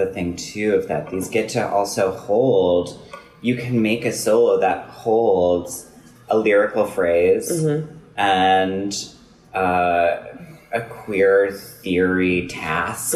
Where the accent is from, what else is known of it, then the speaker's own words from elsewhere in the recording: Wisconsin, United States; I'm from Wisconsin. I grew up there.